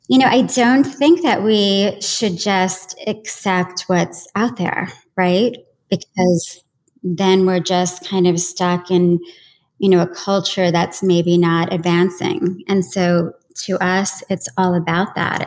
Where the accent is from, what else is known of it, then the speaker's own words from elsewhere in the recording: New York, United States; as a New Yorker